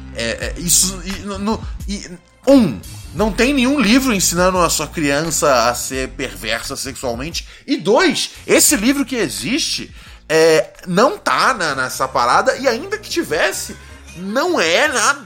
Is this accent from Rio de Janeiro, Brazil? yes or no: yes; Rio de Janeiro, Brazil; Morro do Adeus ali no Complexo do Alemão